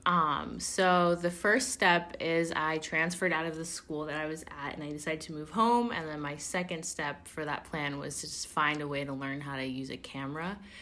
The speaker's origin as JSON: {"language": "English", "town": "Oakland", "region": "California", "country": "United States", "tie": "born or raised there", "said": "I'm born and raised in Oakland"}